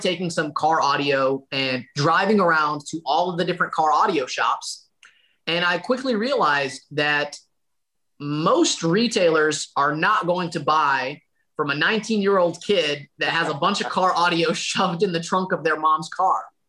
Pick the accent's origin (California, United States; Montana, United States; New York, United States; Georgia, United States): Georgia, United States; Dalton; within a 30 mile radius of my hometown of Dalton, Georgia